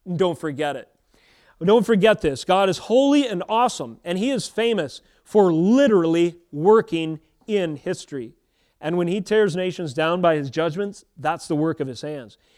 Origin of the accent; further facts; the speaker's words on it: United States; As an American Christian